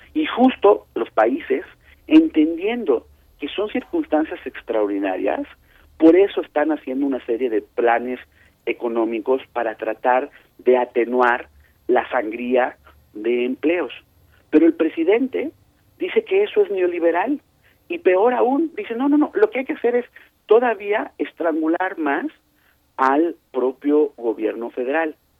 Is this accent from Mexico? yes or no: yes; Mexico; la pagamos los mexicanos.